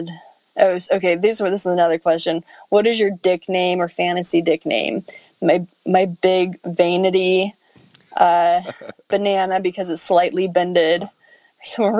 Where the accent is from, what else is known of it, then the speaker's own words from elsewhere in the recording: Phoenix, Arizona, United States; accent: Western; also born or lived in New York; now in Texas, United States; I grew up in Phoenix.